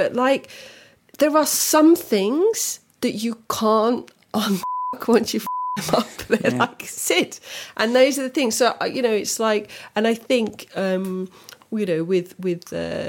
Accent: United Kingdom; because I was born in Britain. However, with my Croatian passport, I was not born in Croatia.

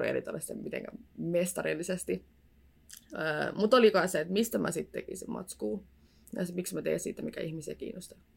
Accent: Tampere, Pirkanmaa, Finland; Ja mä oon Tampereelta kotoisin alkuperin. Nyt mä oon asunut täällä puolitoista vuotta.

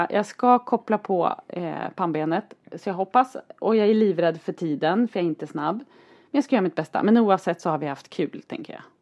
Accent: Norrland, Sweden; vi är ändå två norrlänningar, tror du göteborgaren är bra på att åka längdskidor?

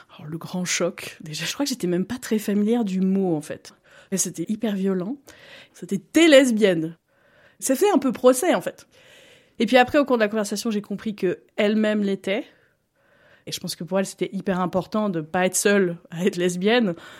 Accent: Montluçon, Auvergne-Rhône-Alpes, France; moved away as an adult; now in Lausanne, Switzerland; je suis originaire euh, en France de Montluçon, un petit bled euh, au centre de la France

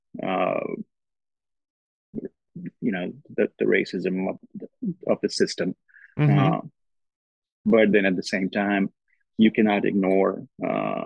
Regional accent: Gujarat, India; moved away as an adult; also born or lived in Strasbourg, France / Austin, Texas / Lexington, Kentucky; now in Oxford, Mississippi, United States; growing up in India

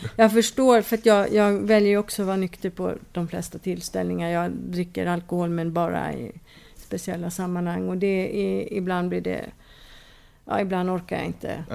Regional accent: Stockholm, Stockholm County, Sweden; moved away as an adult; now in Kumlinge, Åland, Finland; Alltså jag är född i Stockholm

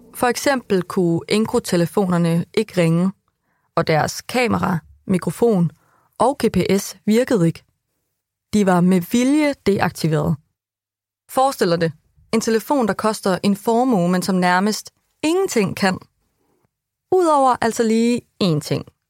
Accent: Vildbjerg, Central Denmark Region, Denmark; i Vildbjerg, hvor jeg er fra.

